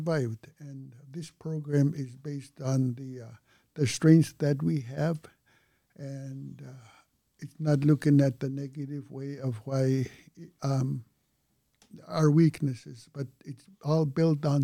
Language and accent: English; Toksook Bay, Alaska, United States; I'm from Tuksuk Bay.